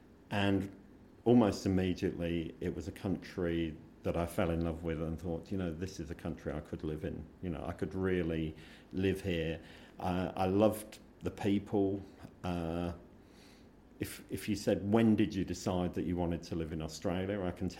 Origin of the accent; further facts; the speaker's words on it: England, United Kingdom; I'm very British. I love Britain. I am British.